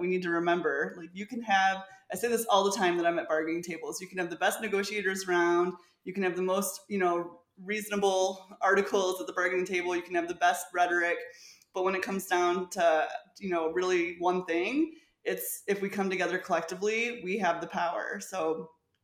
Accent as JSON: {"language": "English", "region": "Michigan", "country": "United States", "said": "I'm from Michigan."}